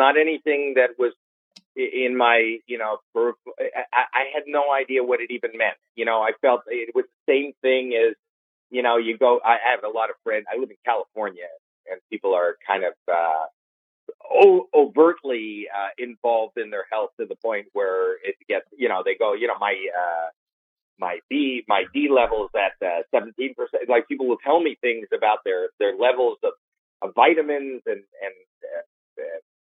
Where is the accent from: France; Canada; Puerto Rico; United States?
Canada; Toronto, Ontario; moved away; I'm from Toronto, Canada